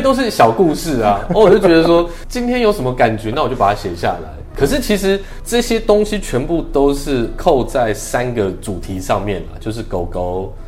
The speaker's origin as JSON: {"language": "Chinese", "region": "Taipei", "country": "Taiwan", "tie": "born or raised there", "said": "因为身为台北人的话"}